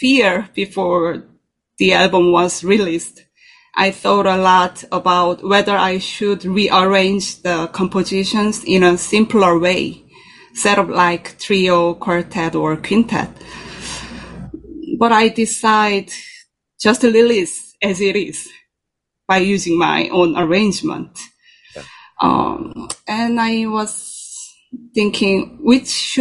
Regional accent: South Korea; English is a second language; moved away as an adult; also born or lived in Netherlands; now in New York City, United States; I was born in Korea

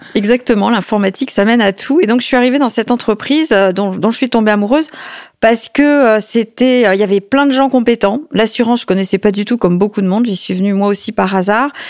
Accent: Paris, Île-de-France, France; J'ai grandi à l'Opéra de Paris

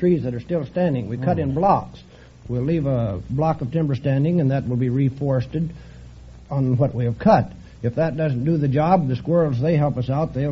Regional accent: Washington, United States; I'm from Tootle

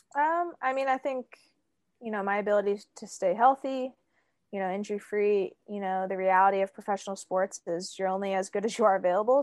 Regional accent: Pennsylvania, United States; also born or lived in Australia; now in Pacific Northwest, United States; I saw a decent amount of snow growing up in Pennsylvania

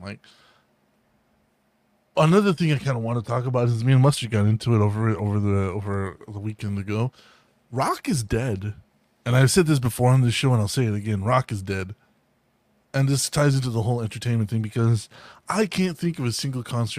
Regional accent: Texas, United States; accent: Southern; I'm from Texas.

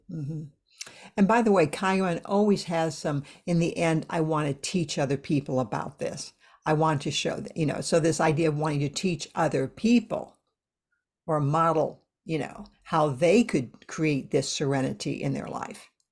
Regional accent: United States; I'm, I'm from the States

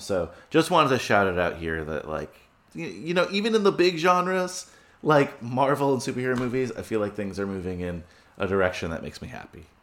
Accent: New Jersey, United States; also born or lived in New York; now in New York City, United States; I grew up in New Jersey

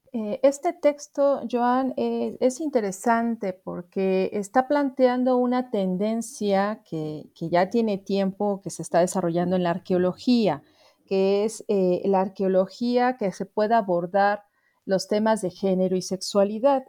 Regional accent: Mexico City, Mexico; soy antropóloga originaria de la Ciudad de México y también radico en, tal lugar

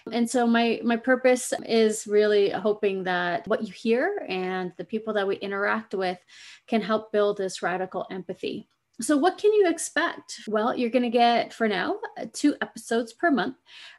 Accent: Pacific Northwest, United States; also born or lived in Fiji; I was born in Fiji, islands in the South Pacific, and I grew up in North America. I'm a Pacific Northwest gal, and I love it.

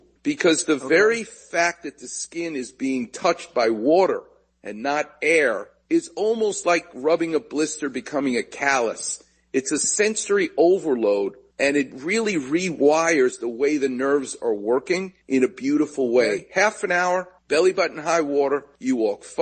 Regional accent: New York City, New York, United States; moved away; since I was a kid growing up in New York, because I actually used to go from Queens, Far Rockaway

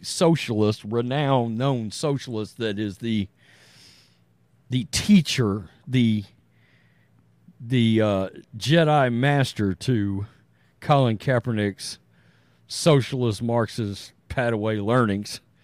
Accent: East Texas, United States; I'm some redneck from East Texas

